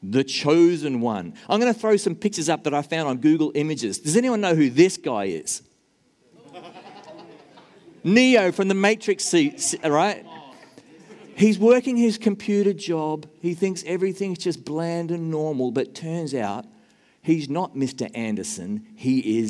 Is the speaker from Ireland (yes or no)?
no; Australia; moved away as an adult; also born or lived in Nashville, Tennessee, United States; now in New Zealand; I'm an Australian and an American who wants to be a New Zealander